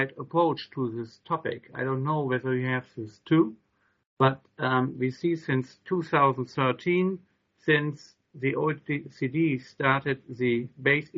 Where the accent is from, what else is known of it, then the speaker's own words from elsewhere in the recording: Germany; I come from Germany